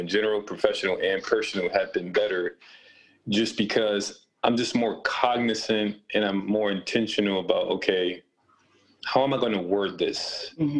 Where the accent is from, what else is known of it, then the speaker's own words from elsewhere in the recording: Rochester, New York, United States; you and I both grew up in Rochester